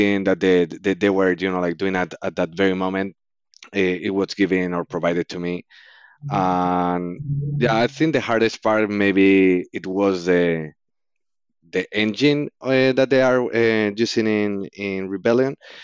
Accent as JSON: {"language": "English", "country": "Spain", "also_born_or_lived": "Canada", "moved": "yes", "lives_now": "Oxford, United Kingdom", "said": "I'm an Spanish guy that just came over from Canada after finishing my studies"}